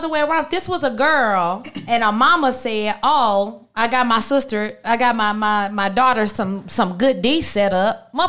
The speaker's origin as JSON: {"language": "English", "region": "the South", "country": "United States", "said": "I am from the South"}